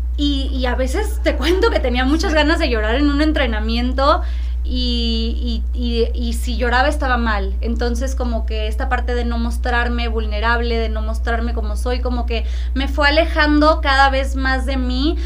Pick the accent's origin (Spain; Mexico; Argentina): Mexico; Tampico, Tamaulipas; also born or lived in Monterrey; nací en Monterrey, pero crecí en Tampico.